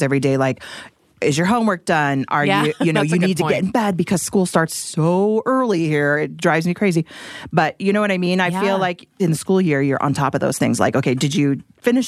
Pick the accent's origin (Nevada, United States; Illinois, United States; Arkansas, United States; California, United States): Nevada, United States; Las Vegas; moved away; growing up in Las Vegas in the summer without parents at home